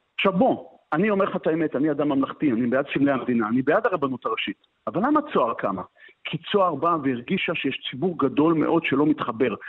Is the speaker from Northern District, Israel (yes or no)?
no; Hadera, Haifa District, Israel; אני מחדרה במקור